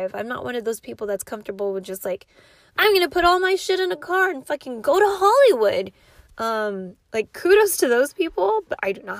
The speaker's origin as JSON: {"language": "English", "country": "Philippines", "said": "I'm Filipino"}